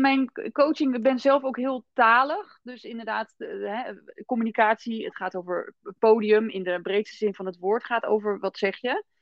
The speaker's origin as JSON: {"language": "Dutch", "town": "Rotterdam", "region": "South Holland", "country": "Netherlands", "said": "ik kom uit Rotterdam"}